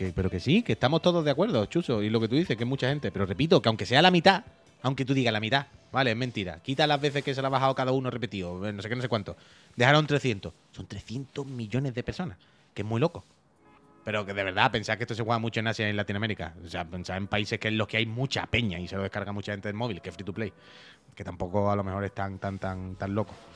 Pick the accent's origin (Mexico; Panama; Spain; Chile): Spain; La Línea de la Concepción, Andalusia; moved away; Yo soy de la línea